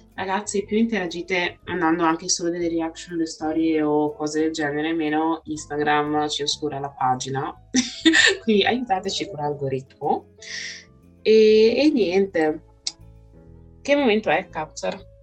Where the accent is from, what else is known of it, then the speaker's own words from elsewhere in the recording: Vicenza, Veneto, Italy; accent: heavy Venetian; ho un accento veneto pesantissimo